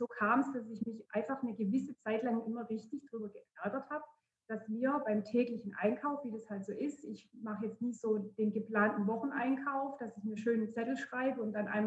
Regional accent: Baden-Württemberg, Germany; Ich bin 36 Jahre alt und ich komme aus der Nähe von Heilbronn.

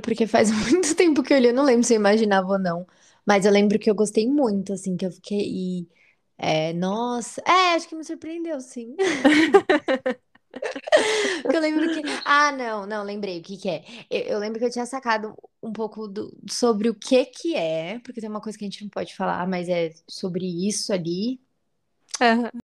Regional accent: São Paulo, Brazil; a gente é da ZL

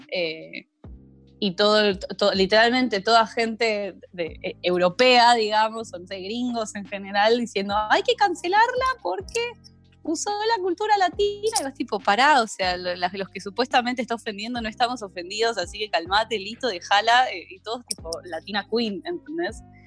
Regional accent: Argentina; a los argentinos

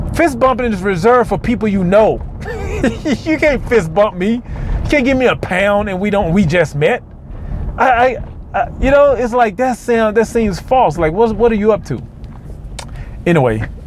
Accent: Mississippi, United States; moved away; I'm from Mississippi

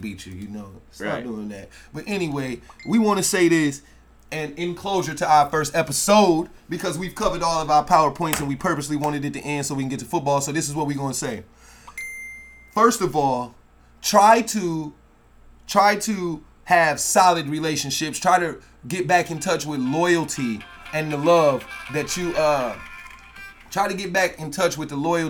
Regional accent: United States; as American people

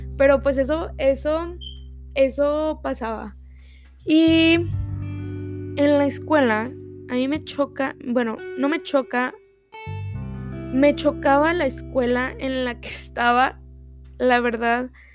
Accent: Texas, United States; yo soy de aquí de Texas

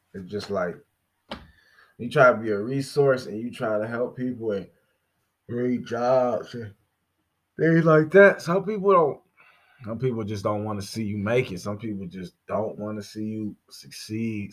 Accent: Gary, Indiana, United States; my hometown, Gary, Indiana

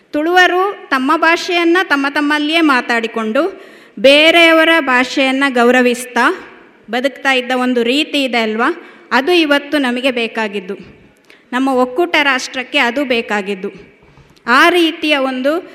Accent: Siddapura, Karnataka, India; also born or lived in Virajpet, Kodagu; ನಾನು ಹುಟ್ಟಿದ್ದು ಕೊಡಗಿನಲ್ಲಿ ಕೊಡಗಿನ ವಿರಾಜಪೇಟೆ ಹಾಗೆ ಬೆಳೆದದ್ದು ಕೊಡಗಿನ ಸಿದ್ದಾಪುರ

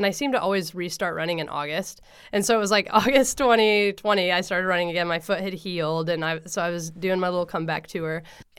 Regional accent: Coos Bay, Oregon, United States; also born or lived in Portland; And I grew up in Coos Bay, where Prefontaine grew up, you know, like... So for half my life, then we moved to the Portland area.

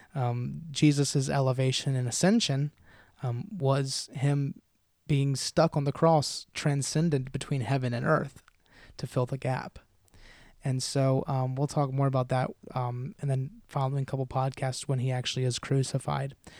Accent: United States; as American followers of Christ

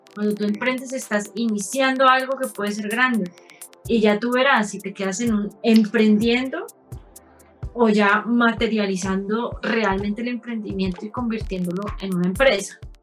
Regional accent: Palmira, Valle del Cauca, Colombia; moved away as an adult; also born or lived in Bogotá / Cali; nací en Palmira Valle

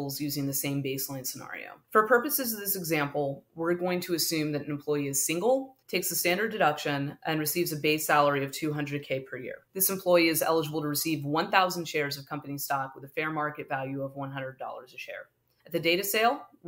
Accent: the Bay Area, California, United States; I grew up in the Bay Area and have lived here my whole life

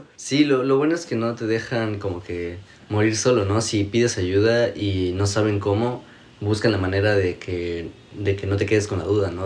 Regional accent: Mexico; moved away as an adult; now in Toronto, Canada; yo, ah, de México

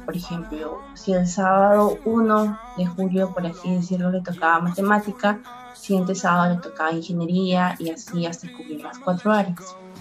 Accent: Piura, Peru; Tengo 22 años, soy de Piura, amo mi ciudad

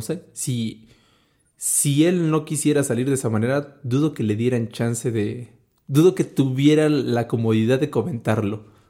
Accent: Mexico; como mexicano

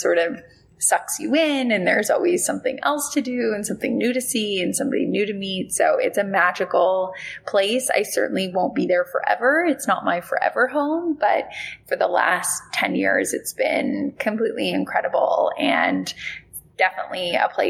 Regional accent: West Palm Beach, Florida, United States; I grew up in West Palm Beach

